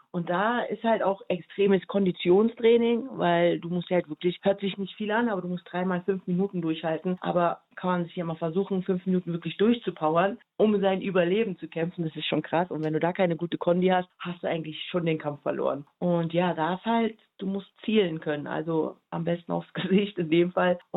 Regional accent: Berlin, Germany; born there; also born or lived in Tokyo; also ich bin ja in Berlin geboren und dann bin ich ja durch die ganze Welt gereist und habe dann zuletzt in Tokio gelebt.

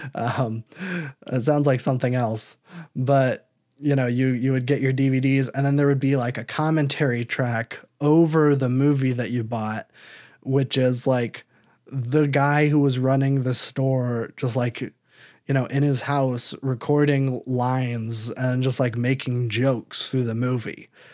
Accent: Iowa, United States; I'm from Iowa.

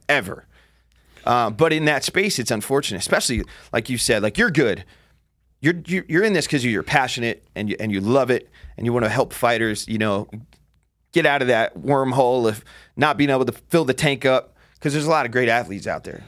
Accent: New Jersey, United States; I grew up in Jersey

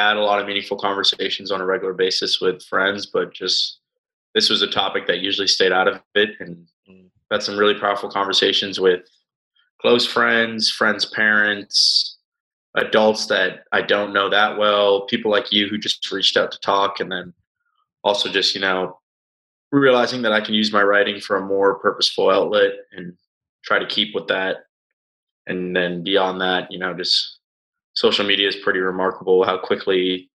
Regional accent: Boston, Massachusetts, United States; also born or lived in Weston; I grew up in Boston

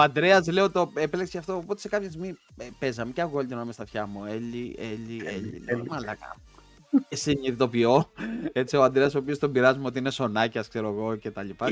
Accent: a village near Ancient Olympia, Western Greece, Greece; εμένα το χωριό μου είναι κοντά στην αρχαία Ολυμπία

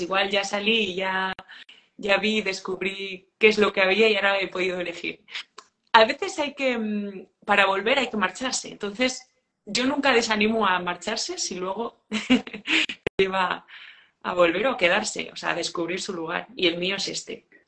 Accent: village in the province of León, Castile and León, Spain; yo nací en Saichores, que es un pueblo pequeñito de la provincia de León, tiene 60 habitantes, y estudié allí en un, colegio rural

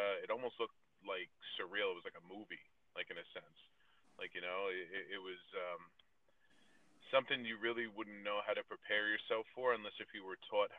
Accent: New Milford, New Jersey, United States; moved away as an adult; also born or lived in Florida; I was born and raised in New Milford, in New Jersey, and was in New Jersey for almost 30 years.

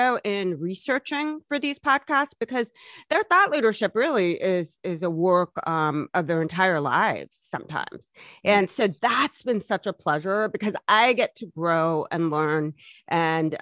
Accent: Columbus, Ohio, United States; growing up in Columbus, Ohio

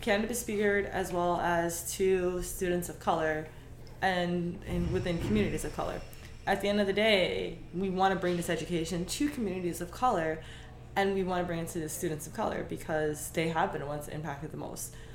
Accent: New York, United States; moved away; also born or lived in Miami; even though I'm from New York

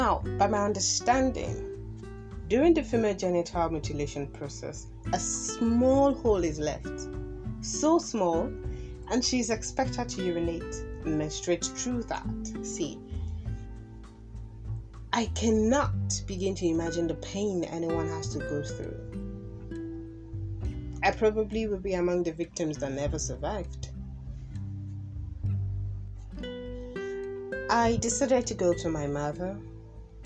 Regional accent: Kogi, Nigeria; I am from Kogi State

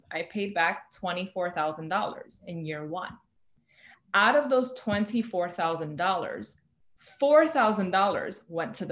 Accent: New York City, New York, United States; I am born and raised in the Bronx, you know, here in New York City

